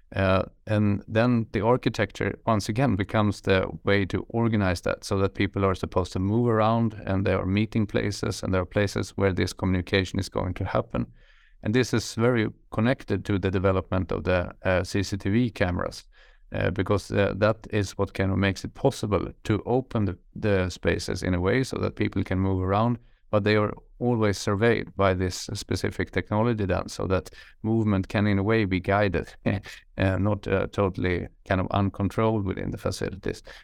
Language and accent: English; Sweden; I'm from Sweden, uh, from the countryside where I grew up in the middle of nowhere